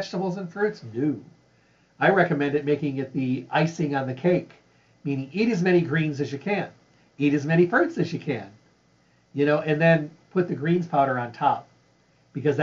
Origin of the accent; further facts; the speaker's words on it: Midwest, United States; I grew up in the Midwest